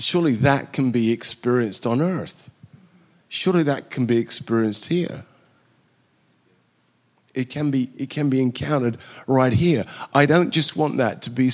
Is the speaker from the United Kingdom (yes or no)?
yes; England, United Kingdom; moved away as an adult; also born or lived in Southern California / Ghana / Sweden / South Carolina; now in Sweden / South Carolina, United States; I was brought up in England